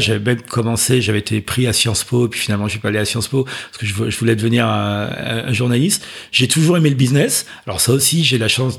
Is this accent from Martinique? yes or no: yes; Martinique; moved away as an adult; also born or lived in Chevilly-Larue, Val-de-Marne / Paris; je suis parti très tôt en Martinique. Donc, j'ai grandi en Martinique. J'ai passé mon bac là-bas.